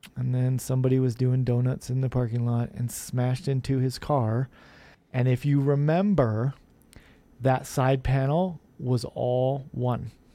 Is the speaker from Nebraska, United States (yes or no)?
yes; Omaha, Nebraska, United States; growing up in Omaha